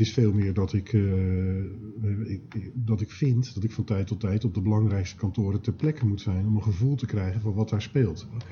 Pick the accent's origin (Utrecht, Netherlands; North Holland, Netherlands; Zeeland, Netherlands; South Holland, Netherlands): South Holland, Netherlands; Schiedam; ik ben ooit geboren in Schiedam